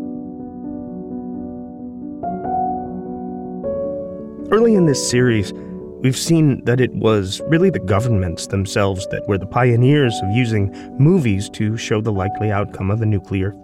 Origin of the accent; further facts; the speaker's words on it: American Midwest, United States; When I was growing up in the American Midwest in the 1980s